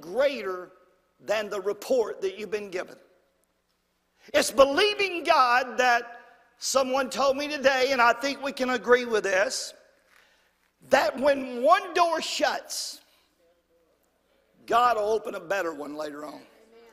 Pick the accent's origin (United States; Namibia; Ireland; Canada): United States; Brompton; I'm from Brompton.